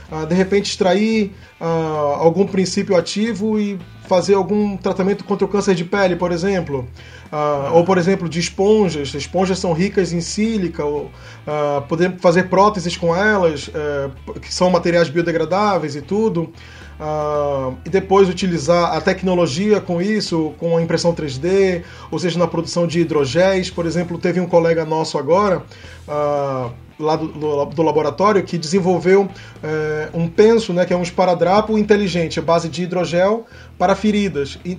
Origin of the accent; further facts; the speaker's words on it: Amazon, Brazil; fizeram assim bastante perguntas, né, sobre a, sobre a, de onde eu vim, né, da Amazônia e tudo.